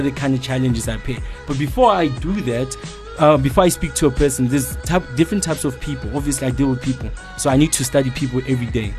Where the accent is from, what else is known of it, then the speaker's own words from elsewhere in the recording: Soweto, Gauteng, South Africa; I'm from Soweto, 22 year old.